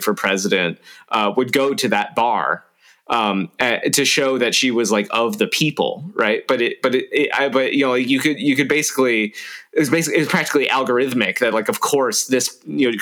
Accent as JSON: {"language": "English", "region": "South Florida", "country": "United States", "tie": "born or raised there", "moved": "yes", "lives_now": "Troy, New York, United States", "said": "I grew up in South Florida"}